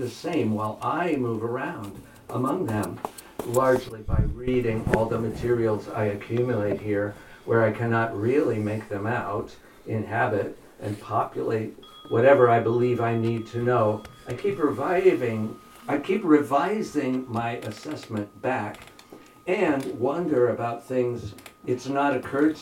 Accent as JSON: {"language": "English", "region": "New Jersey", "country": "United States", "tie": "born or raised there", "also_born_or_lived": "Berkeley / Oakland / Bay Area", "moved": "yes", "lives_now": "Surry, United States", "said": "I grew up in New Jersey"}